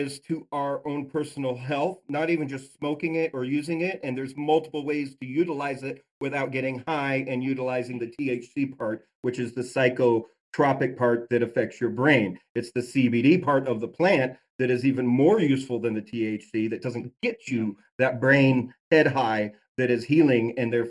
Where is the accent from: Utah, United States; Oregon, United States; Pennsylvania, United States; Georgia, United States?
Utah, United States; I was raised Mormon in Utah